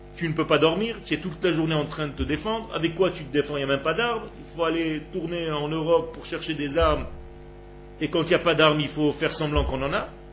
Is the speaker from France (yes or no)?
no; Israel; je suis né en Israël, il y avait dans ma ville mon immeuble et à 6 km la plage